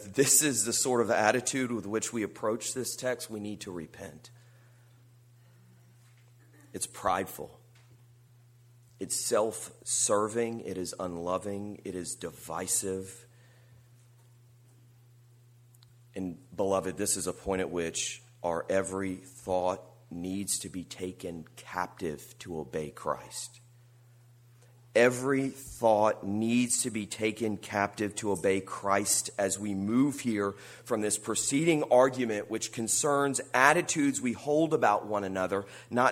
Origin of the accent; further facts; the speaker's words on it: United States; an American who values freedom